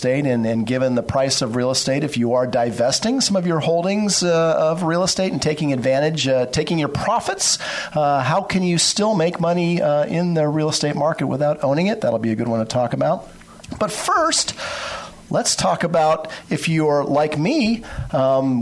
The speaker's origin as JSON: {"language": "English", "town": "Novato", "region": "California", "country": "United States", "said": "I hail from Novato"}